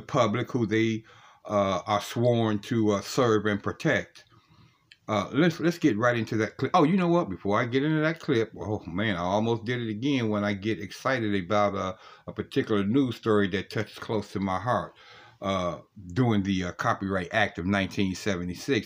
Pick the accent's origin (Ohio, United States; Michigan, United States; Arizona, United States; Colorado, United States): Ohio, United States; Cleveland; Columbus, Ohio is my home state because I'm from Cleveland, Ohio.